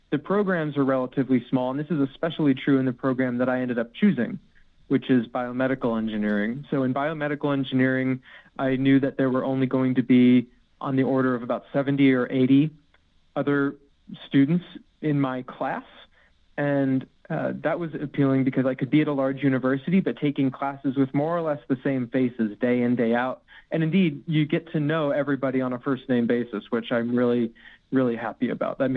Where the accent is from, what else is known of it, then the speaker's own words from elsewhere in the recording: Arizona, United States; also born or lived in Florida / United Kingdom; I say I grew up in hmm. Arizona, but indeed I was born in Florida, and uh, for a good chunk of my childhood, I was actually in the UK while my dad was stationed at RAF Lakenheath